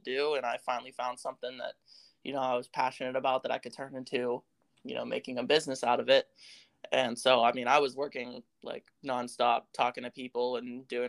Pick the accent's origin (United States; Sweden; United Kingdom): United States; Pittsburgh, Pennsylvania; I grew up in the Pittsburgh area. I've always lived in Pittsburgh